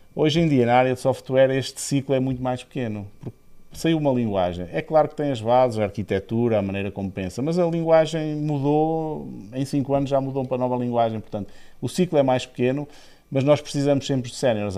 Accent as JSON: {"language": "Portuguese", "town": "Aveiro", "region": "Centro", "country": "Portugal", "moved": "as an adult", "said": "eu vivi em três países, eh, além de Portugal, eh, e sou de Aveiro"}